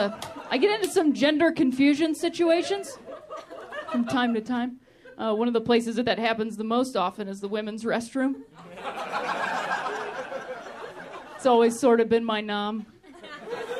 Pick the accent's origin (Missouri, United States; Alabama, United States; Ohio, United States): Ohio, United States; moved away as an adult; also born or lived in Chicago; now in Los Angeles, United States; I'm also from Ohio, which I like to call the thinking man's Indiana